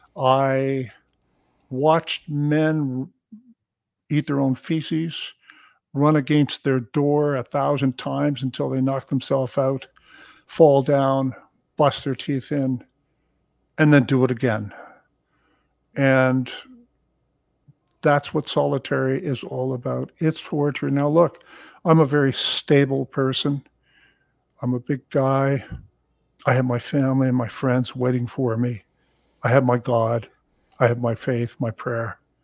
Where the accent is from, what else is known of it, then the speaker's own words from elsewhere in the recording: Hamilton, Ontario, Canada; also born or lived in Toronto; I was born in Hamilton, Ontario